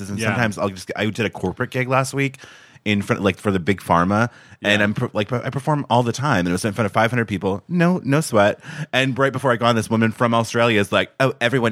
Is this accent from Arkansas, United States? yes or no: yes; Arkansas, United States; we're both from Arkansas